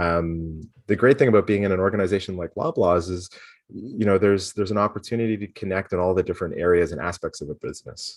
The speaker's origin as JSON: {"language": "English", "town": "Toronto", "region": "Ontario", "country": "Canada", "tie": "born or raised there", "also_born_or_lived": "Guelph", "said": "I grew up, uh, born and raised, uh, just outside of Toronto, um, in Scarborough"}